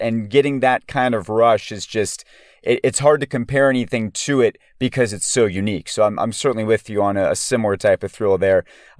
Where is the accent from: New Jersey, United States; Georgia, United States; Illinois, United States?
Georgia, United States; Atlanta; I personally grew up as a Gator fan in Atlanta